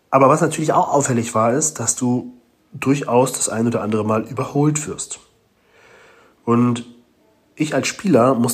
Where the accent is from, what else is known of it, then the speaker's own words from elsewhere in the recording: Hamburg, Germany; hier in Galicien, das ist schon so ein bisschen wie bei uns in Hamburg, ne?